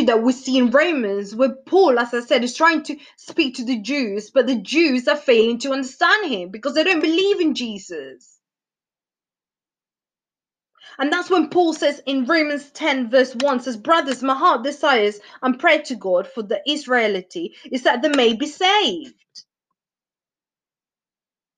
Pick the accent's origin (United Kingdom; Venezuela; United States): Venezuela; moved away; I'm from South America, if you guys didn't know. Venezuela.